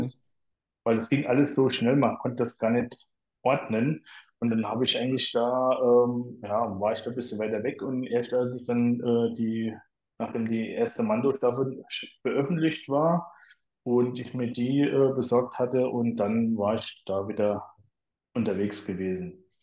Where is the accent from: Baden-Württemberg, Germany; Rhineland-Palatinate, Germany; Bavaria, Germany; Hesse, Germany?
Rhineland-Palatinate, Germany; near Kaiserslautern; komme aus äh, der schönen Pfalz in der Nähe von Kaiserslautern, also hier direkt ähm, ja, so Nachbarort von Ramstein-Bielenbach